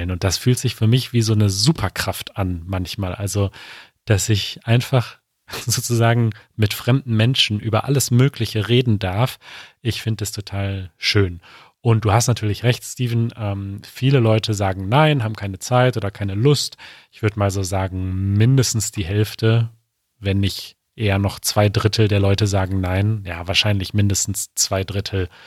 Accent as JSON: {"language": "German", "country": "Ireland", "second_language": "German", "lives_now": "Munich, Germany"}